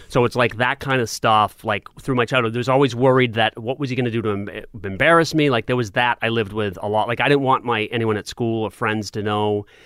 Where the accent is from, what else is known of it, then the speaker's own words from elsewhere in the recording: Portsmouth, New Hampshire, United States; when I was living in Portsmouth, I was going to elementary school there